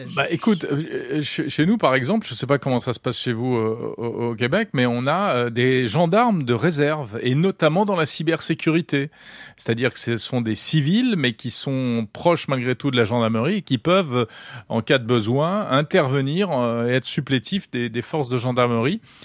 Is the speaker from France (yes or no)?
yes; France; Chez nous, en France.